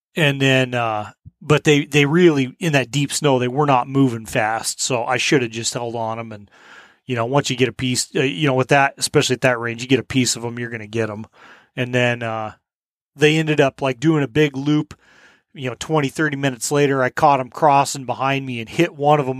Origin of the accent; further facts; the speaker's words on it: Colorado, United States; when I grew up coyote hunting in Colorado